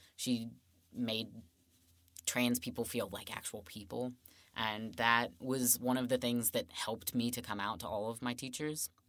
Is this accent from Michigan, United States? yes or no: no; Woodford County, Kentucky, United States; I grew up in Woodford County, which is about twenty minutes away